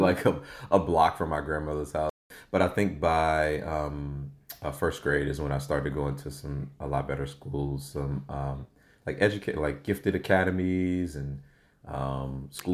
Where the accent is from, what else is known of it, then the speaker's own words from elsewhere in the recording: St. Louis, Missouri, United States; now in Los Angeles, United States; I'm from St. Louis, Missouri, born and raised